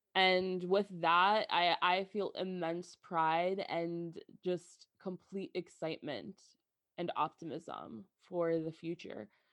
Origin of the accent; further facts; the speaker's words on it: New Jersey, United States; growing up as an American girl that was born and raised in Jersey